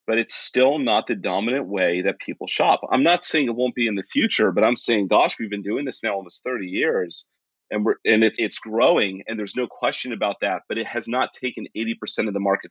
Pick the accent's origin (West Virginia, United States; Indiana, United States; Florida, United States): West Virginia, United States; moved away; I grew up in West Virginia and came from a part of the United States that is very, it's different. Appalachia has its own subculture